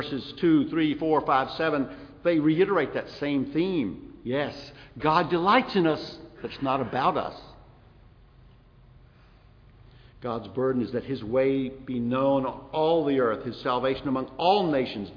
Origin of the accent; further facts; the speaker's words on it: South Carolina, United States; moved away; also born or lived in Kosciusko, Mississippi / Montgomery, Alabama; I was born in Kosciuszko, way up the road. Raised in South Carolina.